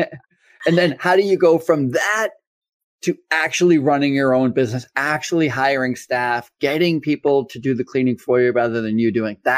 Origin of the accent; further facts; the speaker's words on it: United States; also born or lived in Massachusetts / Vermont; I grew up in, you know, Massachusetts and Vermont, the United States.